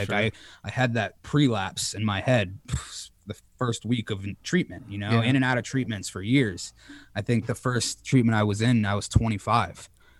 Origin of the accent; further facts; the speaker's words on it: Connecticut, United States; moved away; now I'm in my hometown of Connecticut hanging with my mother for a couple of weeks.